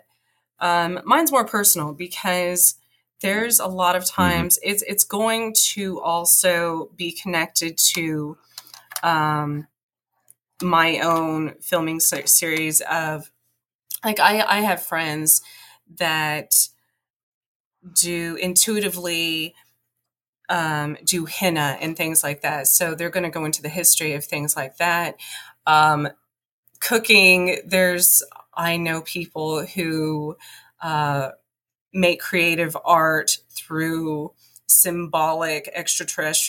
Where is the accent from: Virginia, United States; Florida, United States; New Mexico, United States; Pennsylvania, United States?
New Mexico, United States; southwestern; also born or lived in Roswell, New Mexico; I grew up in the mountains in southwestern New Mexico. I was born outside of Roswell